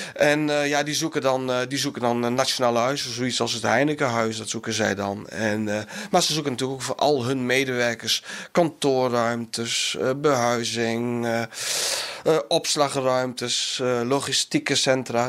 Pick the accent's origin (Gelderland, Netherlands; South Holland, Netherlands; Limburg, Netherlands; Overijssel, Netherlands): Overijssel, Netherlands; Enschede; now in South Korea; ik kom zelf uit Enschede, of tenminste ben ik er opgegroeid